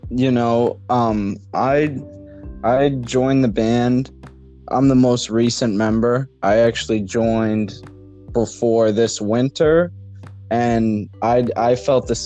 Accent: New England, United States; from …. I am one of the guitarists in the band, and we are from New England.

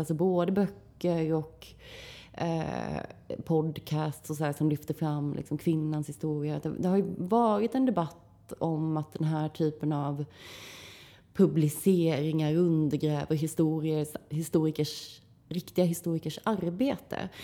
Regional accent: Växjö, Kronoberg County, Sweden; i mina hemtrakter i, i Växjö

